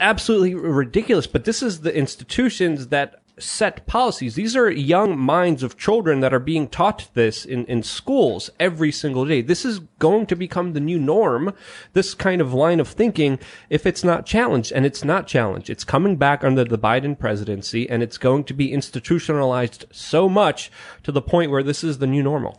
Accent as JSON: {"language": "English", "country": "Poland", "tie": "born or raised there", "moved": "yes", "said": "I was born in Poland"}